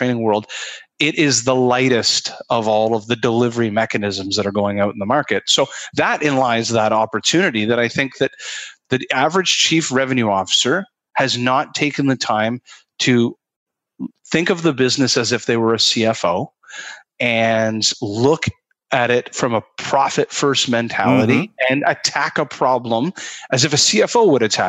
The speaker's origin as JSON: {"language": "English", "country": "Canada", "said": "I'm a Canadian"}